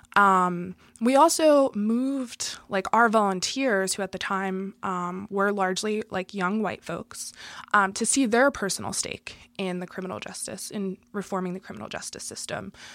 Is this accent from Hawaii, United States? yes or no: no; Philadelphia, Pennsylvania, United States; born and raised in Philadelphia in a white working class neighborhood